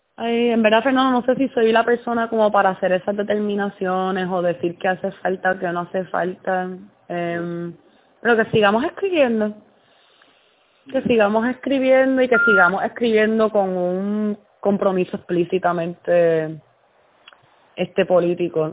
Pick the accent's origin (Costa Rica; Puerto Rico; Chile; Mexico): Puerto Rico; moved away as an adult; now in New Jersey, United States; somos, somos puertorriqueños todos